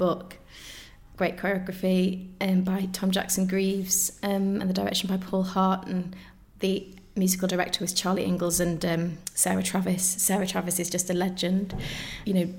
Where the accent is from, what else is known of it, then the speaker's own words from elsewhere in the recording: Macclesfield, North West England, United Kingdom; So I grew up in Macclesfield in Cheshire, so northwest